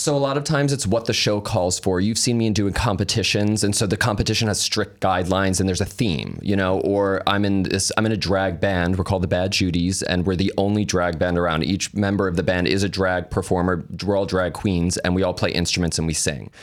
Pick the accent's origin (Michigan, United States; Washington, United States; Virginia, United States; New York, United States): New York, United States; we're from New York. So I was always going into the city at a young age